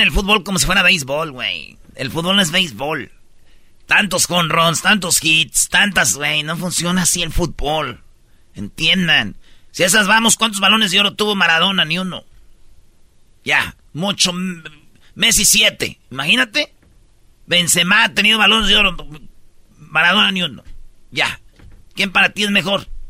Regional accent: Mexico

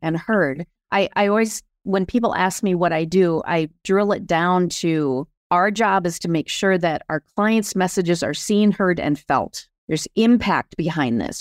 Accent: Sioux Falls, South Dakota, United States; moved away as an adult; now in Minneapolis, United States; I grew up in Sioux Falls, South Dakota, and have been, though, in Minneapolis for thirty years

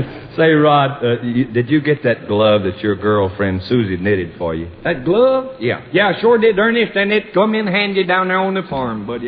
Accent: Texas, United States; my home state

